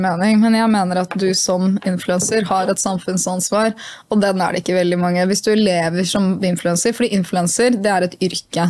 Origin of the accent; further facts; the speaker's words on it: Hamar, Innlandet, Norway; jeg er fra Hamar